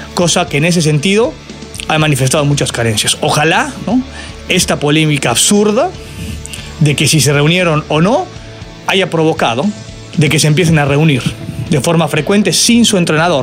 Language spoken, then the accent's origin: Spanish; Mexico